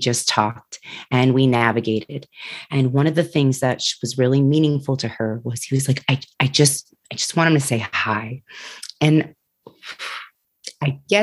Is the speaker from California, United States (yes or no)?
no; New Jersey, United States; moved away as an adult; also born or lived in Pennsylvania; When I started working in New Jersey, when I transitioned moving back to my home state